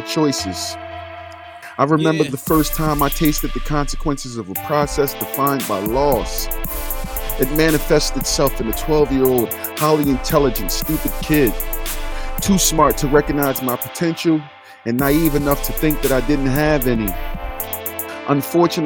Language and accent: English; Philadelphia, Pennsylvania, United States; I am an American kid who was born and raised in Philadelphia, Pennsylvania